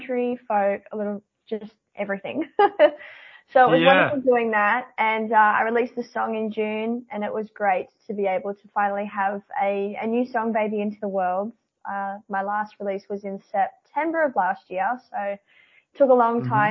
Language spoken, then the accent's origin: English; Newcastle, New South Wales, Australia; I've been born and bred in Newcastle, and I've travelled a lot with music, but other than that, I haven't really left the Newcastle area for my entire life